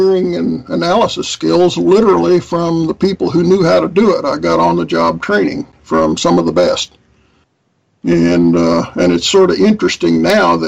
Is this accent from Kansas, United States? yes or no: yes; Wichita, Kansas, United States; I grew up in Wichita.